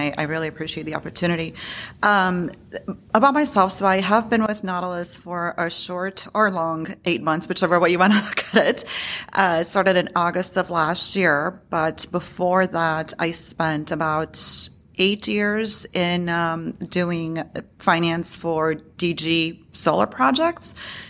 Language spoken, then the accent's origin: English; Illinois, United States; now in Chicago, United States; Yeah, so I, you know, to your point, I am from Illinois. I live in Chicago.